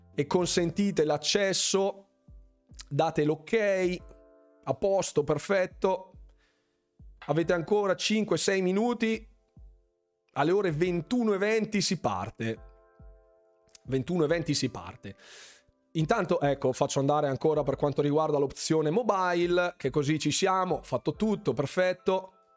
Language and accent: Italian; Bergamo, Lombardy, Italy; Sono di Bergamo